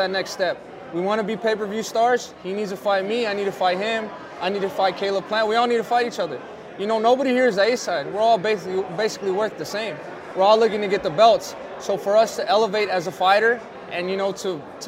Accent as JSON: {"language": "English", "town": "Phoenix", "region": "Arizona", "country": "United States", "tie": "born or raised there", "said": "It's in front of my hometown. I'm fighting for a belt in Phoenix, Arizona"}